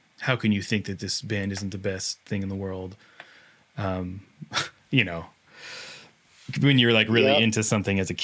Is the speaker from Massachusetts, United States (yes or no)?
no; Seattle, Washington, United States; I'm from Seattle, which is close by.